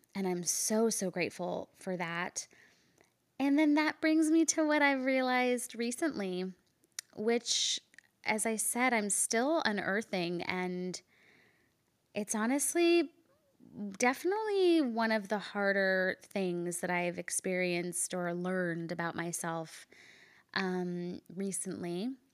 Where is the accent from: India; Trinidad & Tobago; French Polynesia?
India; I'm Indian